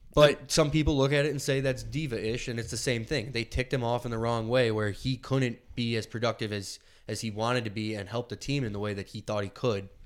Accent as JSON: {"language": "English", "town": "Buffalo", "region": "New York", "country": "United States", "said": "we're from Buffalo"}